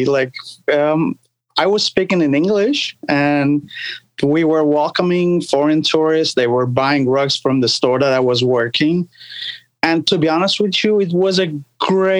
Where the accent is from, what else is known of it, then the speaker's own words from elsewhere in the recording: Turkey; also born or lived in New York, New Jersey area; now in United States; I was born and raised in Turkey, and we are Sephardic Jews